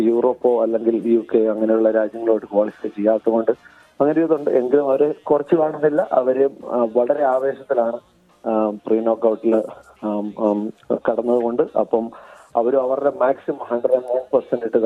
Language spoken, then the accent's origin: Malayalam; Kerala, India; moved away as an adult; now in Gold Coast, Australia; നമ്മൾ കേരളത്തിൽ ജനിച്ചു വളർന്നു നമ്മളവിടെ ഫുട്ബോൾ കളിച്ചു വളർന്നു